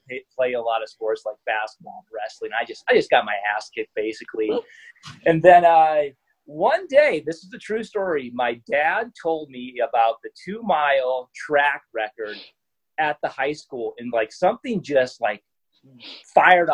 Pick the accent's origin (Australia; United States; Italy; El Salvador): United States; Iowa; I'm originally from Iowa, which is a farming community